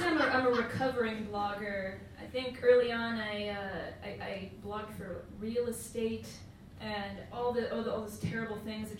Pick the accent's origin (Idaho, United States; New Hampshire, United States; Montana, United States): New Hampshire, United States; Bedford; Grew up outside Boston in a town called Bedford, New Hampshire.